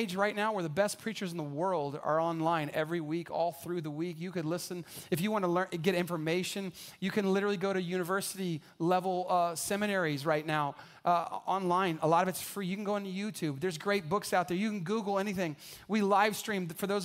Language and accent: English; San Antonio, Texas, United States; I grew up here in San Antonio